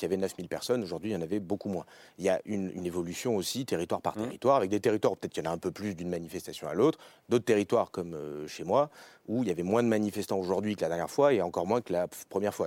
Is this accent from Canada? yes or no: no; Beauce, Centre-Val de Loire, France; je viens de Beauce